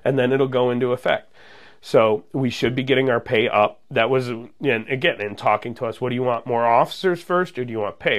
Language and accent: English; Munster, Indiana, United States; moved away as an adult; also born or lived in Georgia; I grew up in Munster